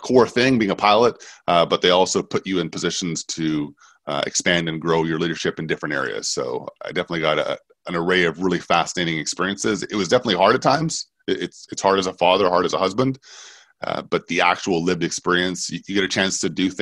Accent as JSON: {"language": "English", "town": "Vancouver", "region": "British Columbia", "country": "Canada", "tie": "born or raised there", "moved": "yes", "said": "Growing up in Vancouver"}